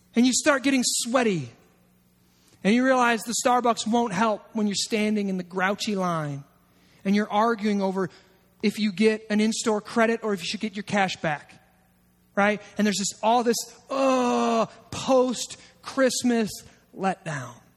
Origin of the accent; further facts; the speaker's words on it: United States; as an American